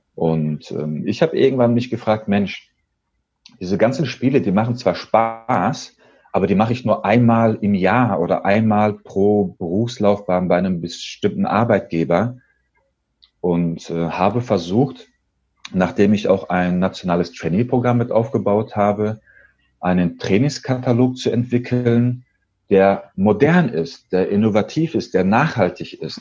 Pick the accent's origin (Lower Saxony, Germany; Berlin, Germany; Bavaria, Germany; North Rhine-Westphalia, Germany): North Rhine-Westphalia, Germany; Dortmund; Ich bin nämlich Sohn türkischer Einwanderer, bin gebürtiger Dortmunder, 36 Jahre alt